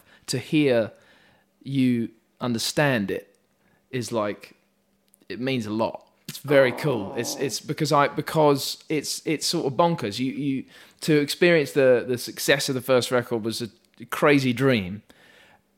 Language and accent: English; Hitchin, East of England, United Kingdom; I grew up in a very small town in Hertfordshire called Hitchin